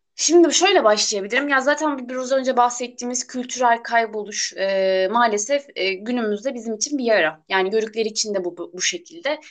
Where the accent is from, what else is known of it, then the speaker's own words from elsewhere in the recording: Burdur, Turkey; Burdurluyum ben.